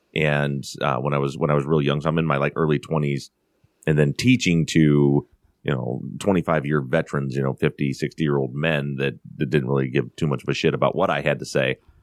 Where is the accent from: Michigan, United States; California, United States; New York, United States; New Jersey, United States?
Michigan, United States; Buchanan; moved away as an adult; also born or lived in Colorado; born and raised in the town of Buchanan, Michigan, which is a very small town, a population of about five thousand people in the very southwest corner of Michigan